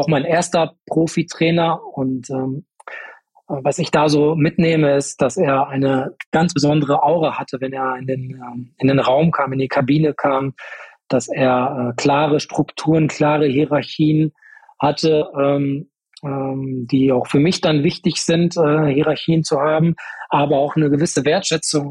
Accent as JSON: {"language": "German", "town": "Paderborn", "region": "North Rhine-Westphalia", "country": "Germany", "tie": "born or raised there", "said": "Ich bin in Paderborn äh, geboren, bin aufgewachsen äh, in einem Vorort von Paderborn"}